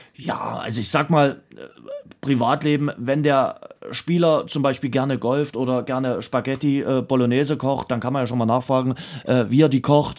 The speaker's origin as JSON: {"language": "German", "town": "Dresden", "region": "Saxony", "country": "Germany"}